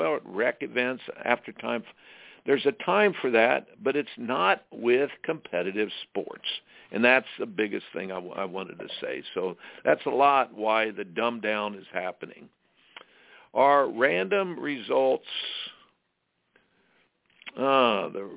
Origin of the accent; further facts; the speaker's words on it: Indiana, United States; I grew up in Indiana playing basketball